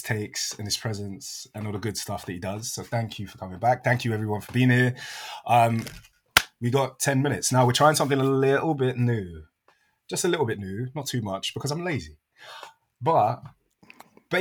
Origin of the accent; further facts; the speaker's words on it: United Kingdom; as a British person